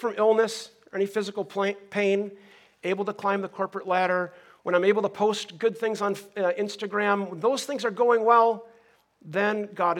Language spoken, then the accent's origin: English; Minnesota, United States; now in Southern California, United States; I grew up in Minnesota